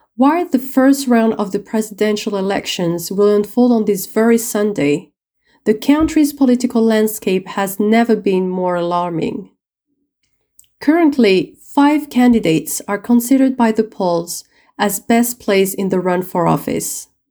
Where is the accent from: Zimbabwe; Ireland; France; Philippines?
France; Lyon, Auvergne-Rhône-Alpes; My hometown, Lyon